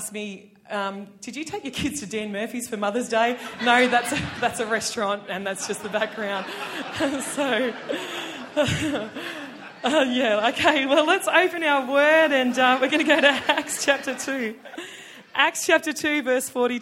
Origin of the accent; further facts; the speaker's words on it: Tamworth, New South Wales, Australia; I'm from Tamworth.